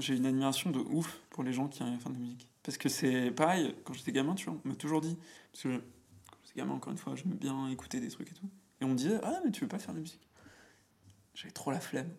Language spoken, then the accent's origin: French; Auvergne-Rhône-Alpes, France; moved away as an adult; now in Paris, France; je suis auvergnat. Ok. Donc, tu vois, j'habitais dans une. Enfin, j'ai grandi dans une, un petit bled qui s'appelle Domera, mhm. à quoi Une heure de, de Clermont-Ferrand